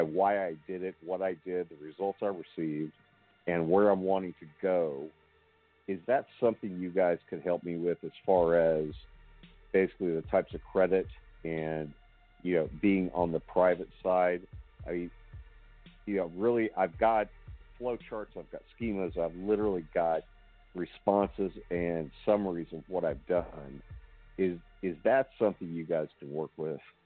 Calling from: Houston, Texas, United States; I'm calling from Houston, Texas

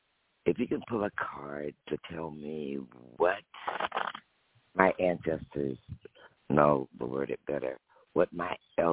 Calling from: Alabama, United States; I'm calling from Alabama.

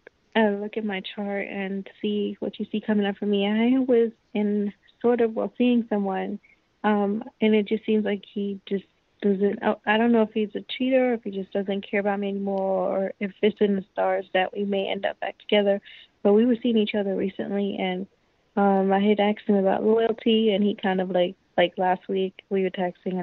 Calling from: New York, United States; I'm calling from New York.

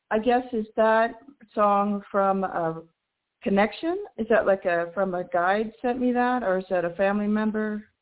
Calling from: New Mexico, United States; in New Mexico.

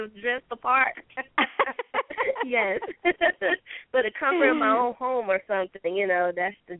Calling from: Georgia, United States; I'm calling from Georgia.

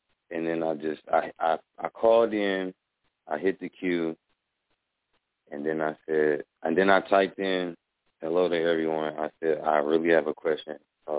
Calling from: Omaha, Nebraska, United States; Wow, from Omaha, Nebraska.

